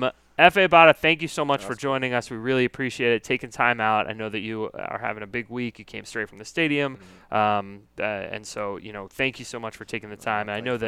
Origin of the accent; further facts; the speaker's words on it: United States; I'm from America